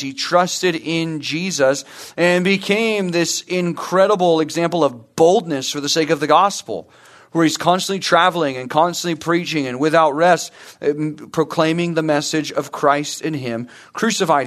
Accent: Murrieta, California, United States; also born or lived in Santa Clarita; I grew up in Murrieta

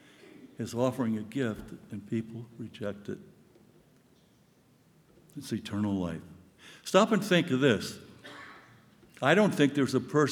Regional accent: Southern California, United States; now in New York, United States; I have limited Spanish because I'm from Southern California.

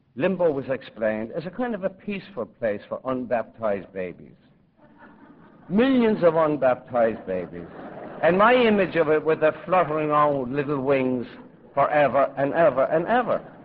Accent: Limerick, Munster, Ireland; now in New York, United States; growing up in a slum in Limerick

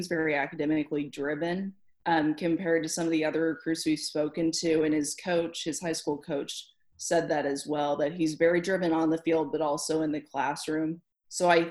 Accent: Kansas City, United States; my hometown

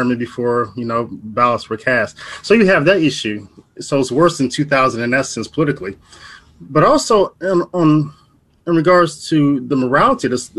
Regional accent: Ohio, United States; now in St. Louis, United States; I'm from Ohio. I'm living in St. Louis now

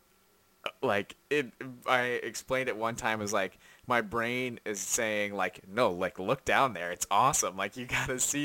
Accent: United States; As an American

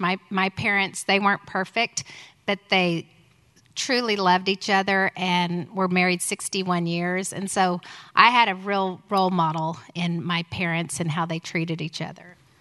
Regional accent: Houston, Texas, United States; also born or lived in Tulsa; we moved from Houston to, from Tulsa to Houston when I was six and a half

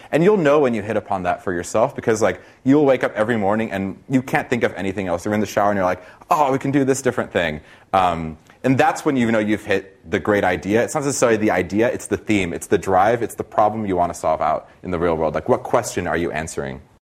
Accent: Brazil; now in United States; I'm from Brazil originally

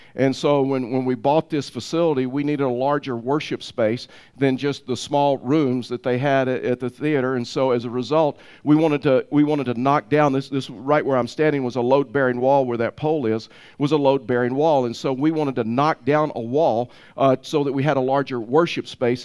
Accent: Tyler, Texas, United States; I was raised, and when I was raised in Tyler, Texas

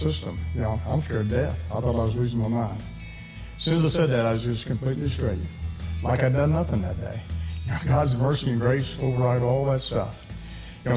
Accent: Missouri, United States; moved away as an adult; also born or lived in Utah / Texas; I was born in Missouri

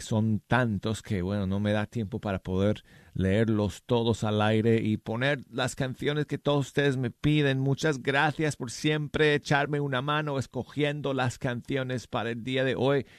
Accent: United States; Spanish is a second language; yo soy gringo, si es que no lo supieran ustedes, soy gringo, aprendí el español de joven

